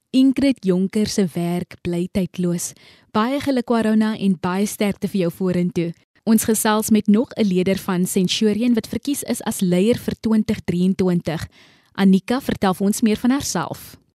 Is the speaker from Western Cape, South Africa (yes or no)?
yes; Kraaifontein, Western Cape, South Africa; soos ek van Kraaifontein